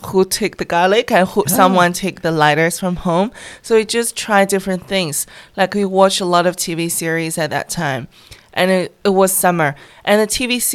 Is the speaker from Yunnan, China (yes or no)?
no; near Harbin, Heilongjiang, China; accent: Northeastern; English is a second language; moved away; also born or lived in Shanghai, China; I was born in northeast of China near Harbin, a little farm, and I was grow up in Shanghai. I spent most of my time in the northeast of the country.